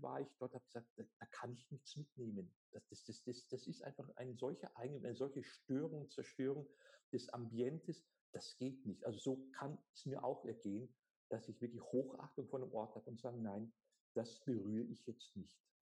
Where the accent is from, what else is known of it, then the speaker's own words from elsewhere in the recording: Germany; bei uns in Deutschland